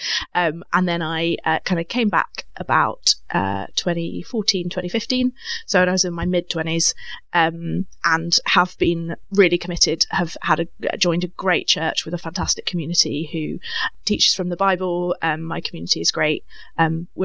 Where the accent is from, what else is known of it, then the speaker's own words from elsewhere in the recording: Cambridge, East of England, United Kingdom; I grew up in Cambridge, so went to quite actually the same church I'm at now